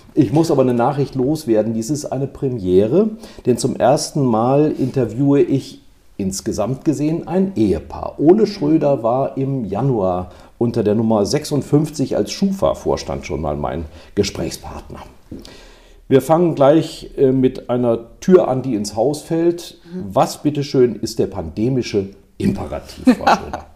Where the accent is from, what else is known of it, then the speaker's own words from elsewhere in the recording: Rhineland, Germany; ich bin gebürtiger Rheinländer, ist eigentlich im Rheinland Ausnahmezustand. Ich bin im Straßenkarneval groß geworden.